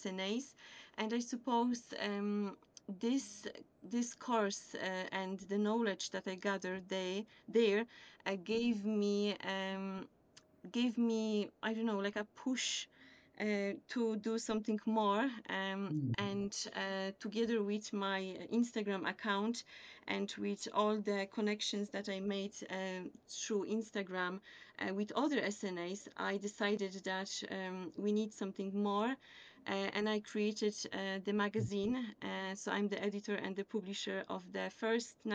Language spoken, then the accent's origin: English; Poland; English is a second language; moved away as an adult; now in County Limerick, Ireland; I have also a teaching background from Poland because I come from Poland and I was teaching German over there.